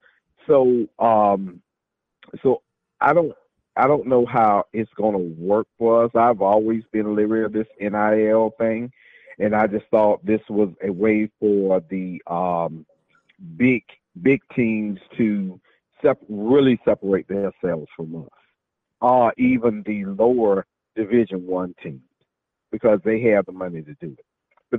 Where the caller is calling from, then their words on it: Jacksonville, Florida, United States; from Jacksonville.